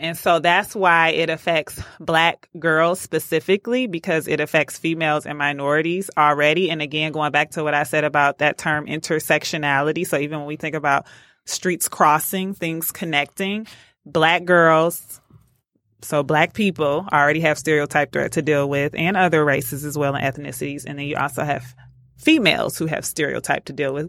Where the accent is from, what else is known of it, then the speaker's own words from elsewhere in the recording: Detroit, Michigan, United States; growing up in Detroit, I was a part of a program called DAPSEP